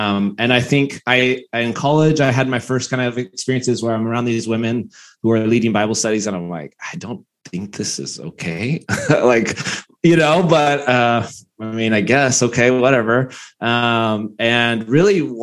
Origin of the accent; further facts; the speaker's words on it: Bakersfield, California, United States; I came very conservative upbringing. I'm from Bakersfield